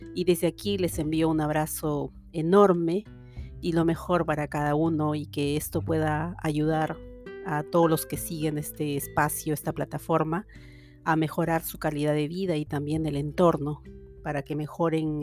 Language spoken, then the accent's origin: Spanish; Peru; moved away as an adult; now in Canada; en mi país de origen, en Perú, y luego aquí también